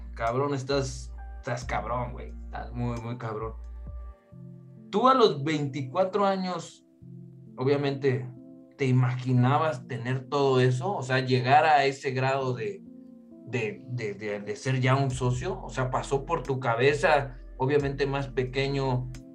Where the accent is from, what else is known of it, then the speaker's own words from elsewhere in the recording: Mexico City, Mexico; yo soy de Pedregal de Santo Domingo